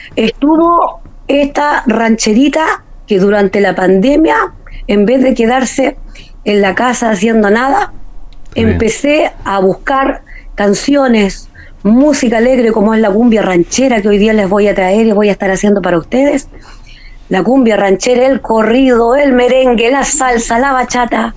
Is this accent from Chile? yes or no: yes; Magallanes and Chilean Antarctica, Chile; soy la rancherita de Magallanes